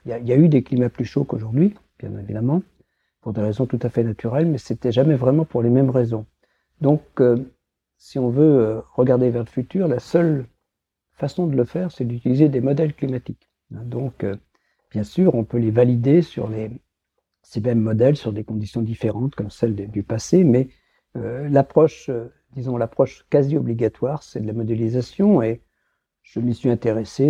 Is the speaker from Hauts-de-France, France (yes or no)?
no; Brittany, France; moved away; also born or lived in Lyon / Saclay; je suis breton